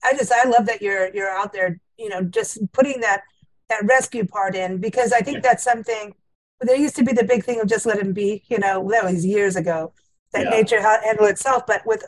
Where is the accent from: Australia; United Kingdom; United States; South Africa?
South Africa; also born or lived in Kenya; I mean I grew up in South Africa and Kenya, and South Africa we had the great whites.